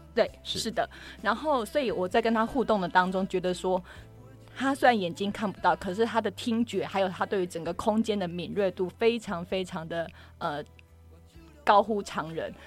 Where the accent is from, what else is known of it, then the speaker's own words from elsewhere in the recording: Kaohsiung, Taiwan; 因为我是高雄人